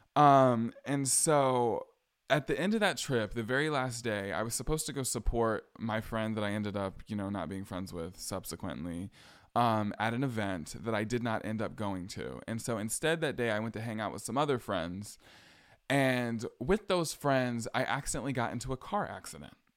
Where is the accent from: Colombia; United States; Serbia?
United States; hometown where Ahmaud Arbery was killed, Georgia; moved away as an adult; also born or lived in Atlanta area, Georgia; now in Boston, United States; This is when I still lived in my hometown. My hometown where Ahmad Arbery was killed.